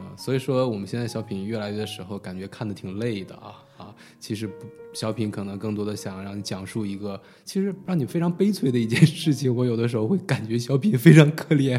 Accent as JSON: {"language": "Chinese", "country": "United States", "tie": "born or raised there", "said": "我可能也是因为在美国长大吧"}